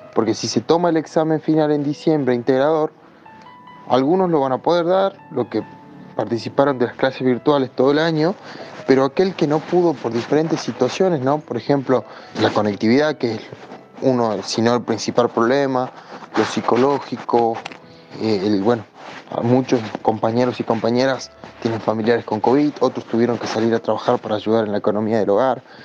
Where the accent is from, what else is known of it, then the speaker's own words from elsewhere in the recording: El Carmen, Jujuy, Argentina; soy de Jujuy, eh, de una localidad del interior que se llama El Carmen